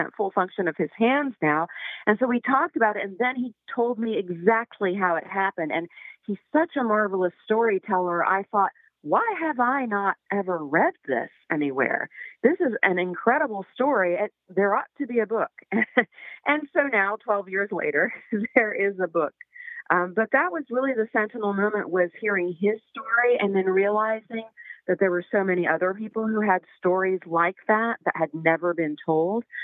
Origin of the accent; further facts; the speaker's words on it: Waverly, Tennessee, United States; now in Nashville, United States; I grew up in Waverly. Waverly's my hometown